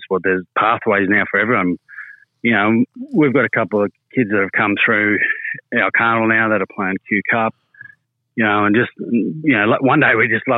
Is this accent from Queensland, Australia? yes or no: yes; Charleville, Queensland, Australia; moved away; also born or lived in Cunnamulla, Queensland; I grew up in Cunnamulla in Charleville.